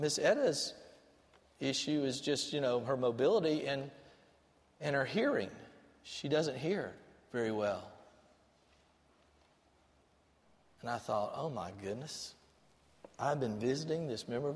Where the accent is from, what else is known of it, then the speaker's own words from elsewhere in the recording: Albany, Georgia, United States; I grew up in Albany, Georgia, watching Paul Dean lead the music